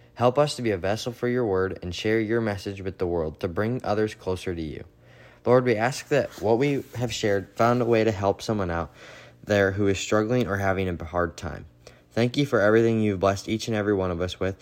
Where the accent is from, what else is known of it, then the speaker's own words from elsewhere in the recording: Northwest Iowa, United States; I'm from Northwest Iowa